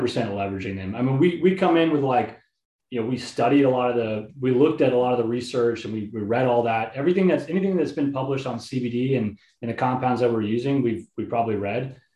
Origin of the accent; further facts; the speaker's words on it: Houston, Texas, United States; I grew up in Houston, Texas